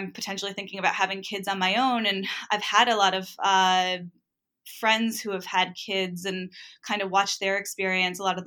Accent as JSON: {"language": "English", "area": "New England", "region": "Rhode Island", "country": "United States", "tie": "born or raised there", "said": "I grew up in New England and in Rhode Island"}